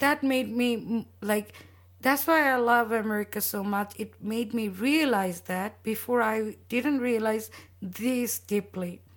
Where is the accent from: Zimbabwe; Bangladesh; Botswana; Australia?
Bangladesh; also born or lived in London; now in Arizona, United States; I grew up in Bangladesh